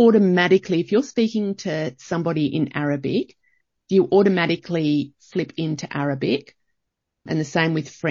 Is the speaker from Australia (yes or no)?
yes; Australia; growing up in Australia